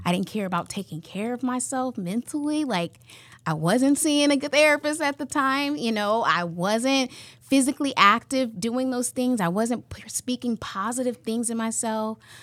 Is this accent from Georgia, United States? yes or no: no; California, United States; now in Iowa, United States; I'm originally from California